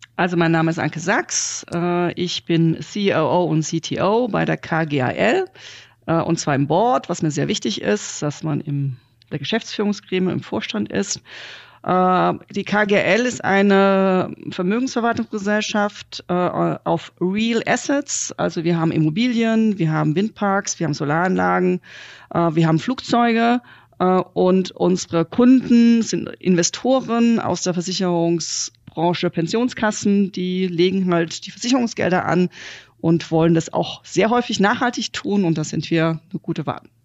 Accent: Germany; wir als Deutsche

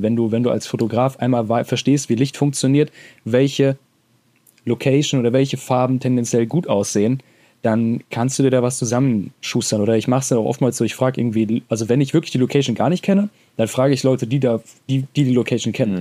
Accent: Hesse, Germany; accent: Hessian; so vor Ort rede ich auch mal in meinem Dialekt

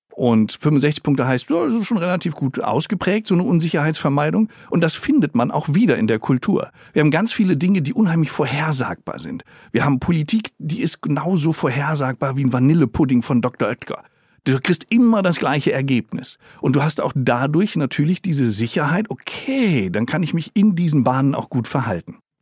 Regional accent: Germany; hier bei uns in Deutschland

